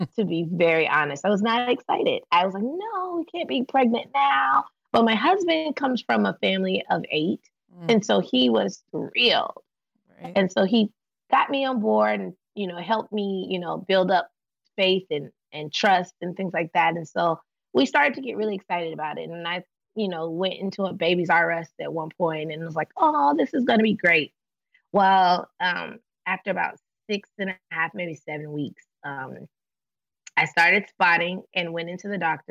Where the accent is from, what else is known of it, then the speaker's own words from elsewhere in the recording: Atlanta, Georgia, United States; moved away as an adult; now in Novato, United States; I live in Novato, California. We're from Atlanta. We've lived in California in the Bay Area for about 2.5 years, almost 3 years. And we moved from Atlanta